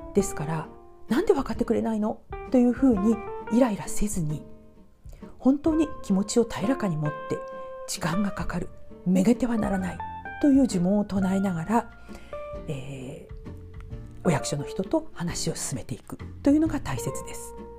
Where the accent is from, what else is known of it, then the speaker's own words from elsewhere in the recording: Japan; もう私日本人なのに日本語わからないわ